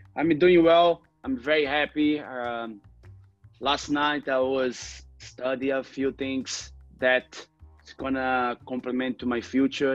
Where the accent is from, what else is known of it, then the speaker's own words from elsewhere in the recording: Rio de Janeiro, Brazil; English is a second language; I grew up in Cantagalo, you know, favela in Rio de Janeiro.